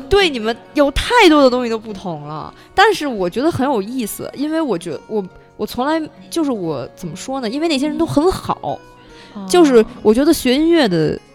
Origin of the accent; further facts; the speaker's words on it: Beijing, China; 因为我是北京的